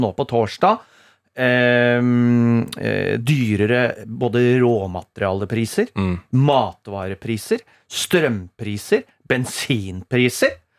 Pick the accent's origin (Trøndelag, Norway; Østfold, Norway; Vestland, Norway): Østfold, Norway; Rakkestad; now in Oslo, Norway; Jeg kom fra Rakstad sjøl